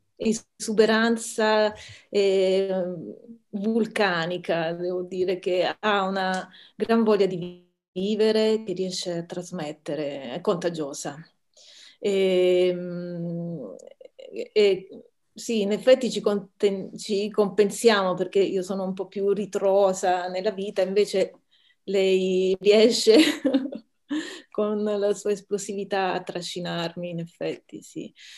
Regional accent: Taranto, Apulia, Italy; sono nella mia città natale a Taranto

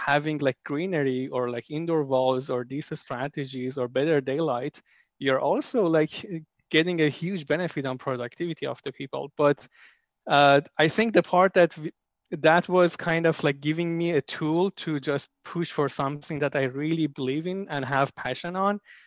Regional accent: Iran; moved away; I'm from Iran.

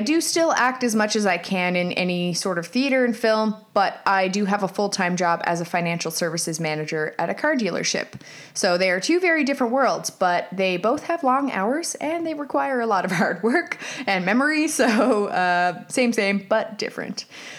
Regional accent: St. John's, Newfoundland and Labrador, Canada; also born or lived in South Korea; I'm currently 33 years old. I am married with a 15-month-old son and an 11-year-old cat. I'm from St. John's, Newfoundland, Canada. I've lived here for most of my life.

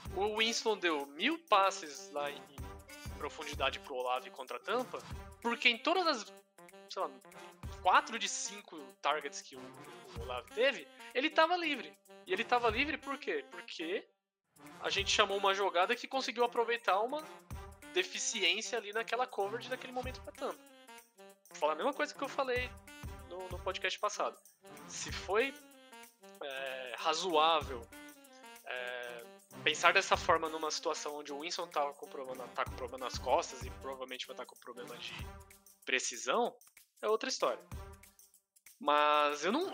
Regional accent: Brazil; a gente é brasileiro

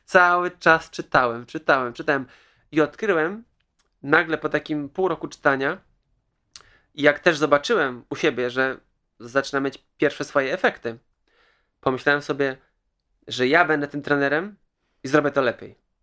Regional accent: Kołobrzeg, West Pomeranian Voivodeship, Poland; Pochodzę z Kołobrzegu, mam dwadzieścia osiem lat

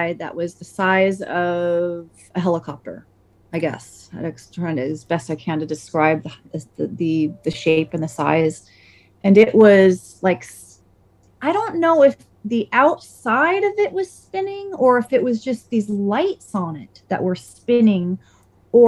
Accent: Saratoga, United States; where I grew up in Saratoga

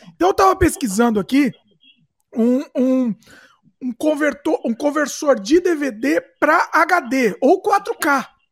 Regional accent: Brazil; now in Canada; Eu nasci no Brasil, fui criado no Brasil

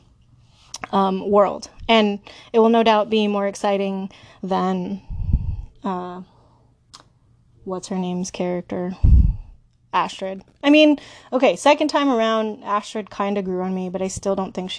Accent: West Coast, United States; I'm such a West Coaster.

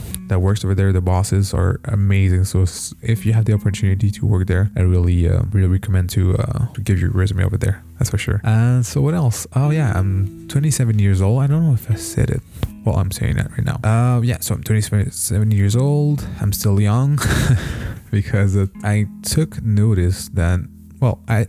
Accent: Montreal, Quebec, Canada; I was born in Montreal, here in Canada, so I'm a Canadian

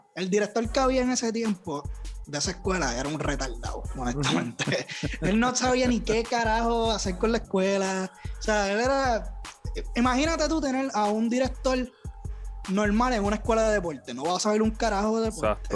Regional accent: Toa Alta, Puerto Rico; also born or lived in Bayamón, Puerto Rico / San Juan, Puerto Rico; yo soy de acá, de Puerto Rico. y Yo realmente, ¿verdad? Me crié en Toalta alta

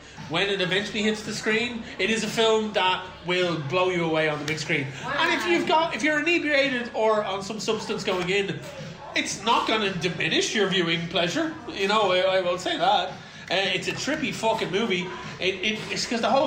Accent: Ireland; I'm Irish

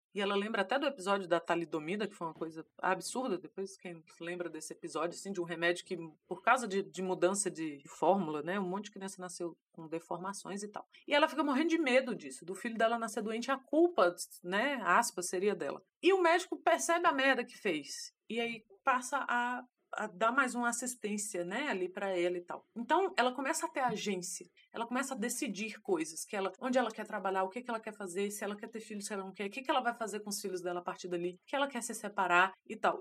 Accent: Brazil; nós, como brasileiros

